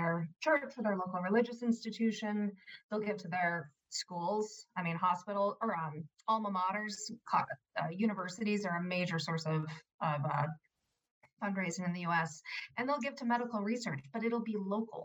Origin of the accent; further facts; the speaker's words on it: United States; moved away as an adult; also born or lived in United Kingdom; I'm an American